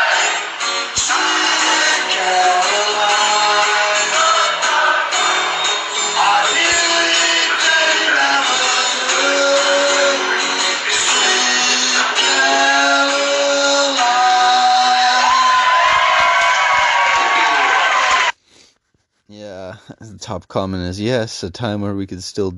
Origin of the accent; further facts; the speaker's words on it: Canada; as a Canadian